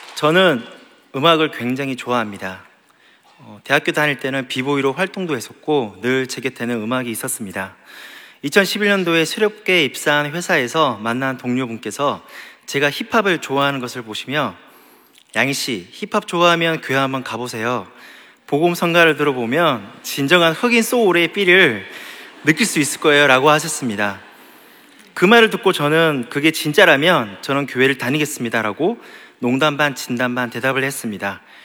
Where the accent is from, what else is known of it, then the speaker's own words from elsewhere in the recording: Gyeongsang, South Korea; 나도 경상도인데